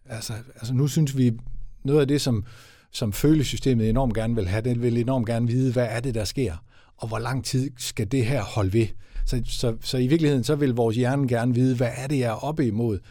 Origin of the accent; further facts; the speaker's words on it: West Jutland, Central Denmark Region, Denmark; som vestjyde